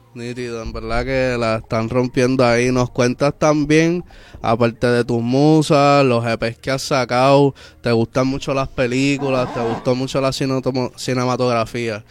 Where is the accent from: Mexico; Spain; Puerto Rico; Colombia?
Puerto Rico; San Juan; nos criamos en Villa Palmera